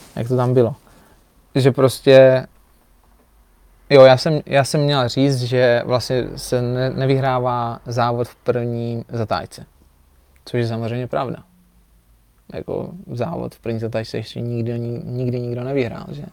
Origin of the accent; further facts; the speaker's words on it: Czechia; jsem Čech